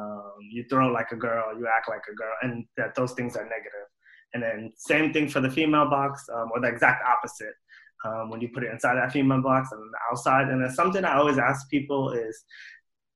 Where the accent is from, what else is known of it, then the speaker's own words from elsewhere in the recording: New York City, New York, United States; also born or lived in North Carolina / Somalia (ancestry); My family is from Somalia. I was born and raised in New York City, spent a few years in North Carolina when I was younger